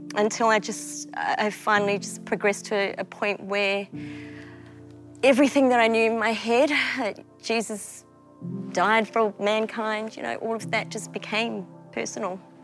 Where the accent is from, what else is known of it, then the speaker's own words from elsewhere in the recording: Melbourne, Victoria, Australia; also born or lived in Malaysia; I was born in Malaysia yeah. um, and I was the baby of a family of five. So, wow. mum, dad, brother, sister, yeah. and me. Um, we migrated to Melbourne when I was five years old, um, and that's where I grew up